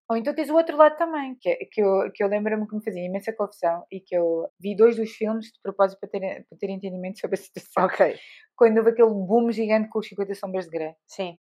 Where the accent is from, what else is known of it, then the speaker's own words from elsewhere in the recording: Alentejo, Portugal; eu cresci no Alentejo